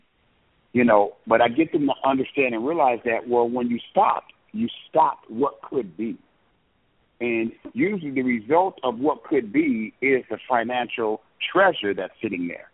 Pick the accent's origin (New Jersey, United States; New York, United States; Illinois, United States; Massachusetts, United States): Illinois, United States; Illinois area and Wisconsin, United States; growing up in the Illinois area and Wisconsin